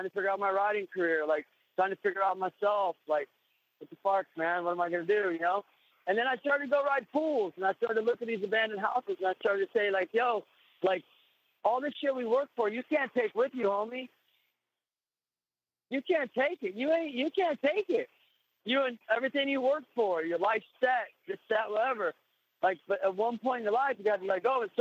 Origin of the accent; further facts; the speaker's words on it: Kansas City, United States; moved away; when I was that kid in Kansas City